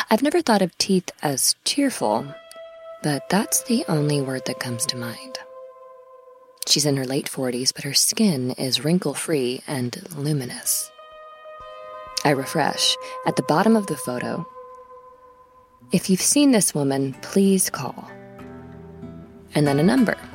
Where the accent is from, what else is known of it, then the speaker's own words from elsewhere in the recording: Cleveland, Ohio, United States; also born or lived in Wisconsin; I'm, I'm from Cleveland, Ohio. There's also a Cleveland, Tennessee, but no one ever assumes I mean that one, but I, I always clarify.